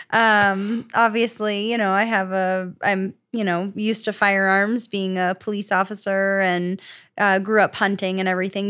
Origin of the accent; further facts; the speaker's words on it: Florida, United States; moved away as an adult; also born or lived in New Jersey; now in Colorado, United States; I'm from Florida